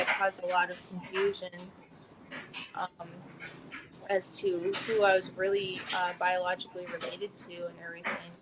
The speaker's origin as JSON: {"language": "English", "town": "Pedro Bay", "region": "Alaska", "country": "United States", "tie": "born or raised there", "moved": "yes", "lives_now": "Anchorage, United States", "said": "I grew up in Pedro Bay in Iliamna, Bristol Bay area."}